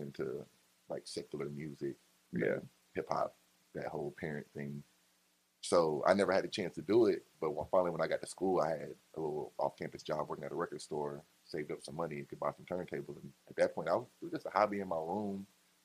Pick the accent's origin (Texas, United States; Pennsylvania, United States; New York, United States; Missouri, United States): Texas, United States; Killeen; also born or lived in San Antonio, Texas; now in Austin, United States; I was born in San Antonio, but I went to high school in Killeen, and I came here for college, and I just never left